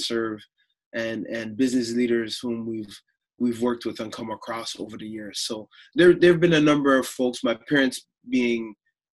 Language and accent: English; Toronto, Ontario, Canada; also born or lived in Chicago, Illinois; I grew up in the Toronto area